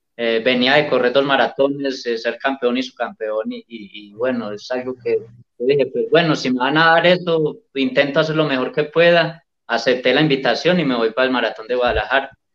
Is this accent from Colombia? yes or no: yes; Medellín, Antioquia, Colombia; el maratón de Medellín, que siempre es aquí en mi pueblo